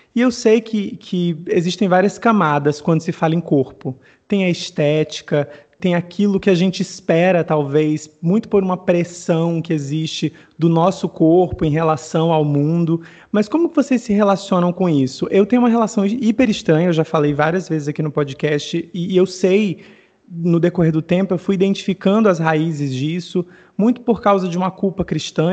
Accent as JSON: {"language": "Portuguese", "town": "Mossoró", "region": "Rio Grande do Norte", "country": "Brazil", "said": "Eu sou nordestino, eu sou de Mossoró, no Rio Grande do Norte"}